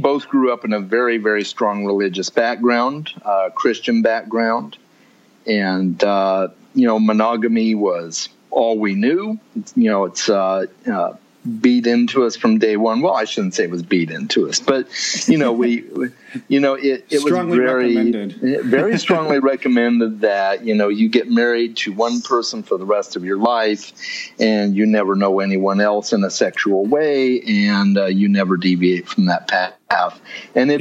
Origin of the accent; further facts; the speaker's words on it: Arizona, United States; I'm from Arizona